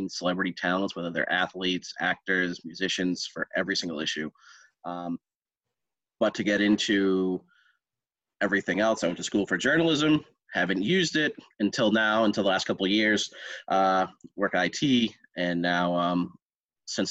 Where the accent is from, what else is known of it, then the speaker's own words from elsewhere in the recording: New Hampshire, United States; I am from New Hampshire